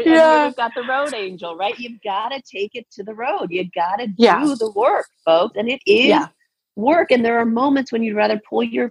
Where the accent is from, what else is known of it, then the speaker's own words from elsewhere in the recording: Tucson, Arizona, United States; I was raised in Tucson.